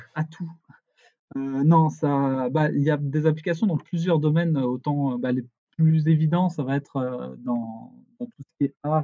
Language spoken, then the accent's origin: French; near Spain, south-west France, France; moved away as an adult; also born or lived in Denmark; now in Canada; Je suis euh, français à la base. J'étais, euh, je viens du sud-ouest de la France, proche de l'Espagne